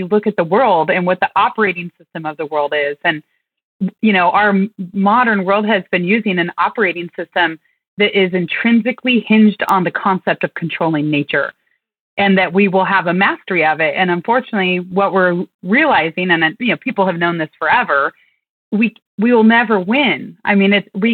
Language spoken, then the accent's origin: English; Western Oregon, United States; I grew up in Western Oregon.